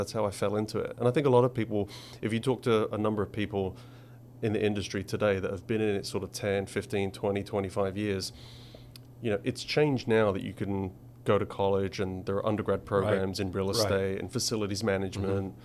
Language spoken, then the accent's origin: English; Essex, East of England, United Kingdom; moved away; I grew up in Essex